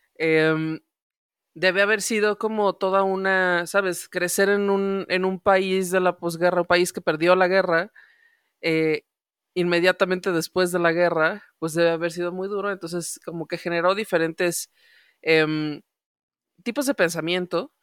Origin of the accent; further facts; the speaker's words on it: Mexico City, Mexico; en mi experiencia chilanga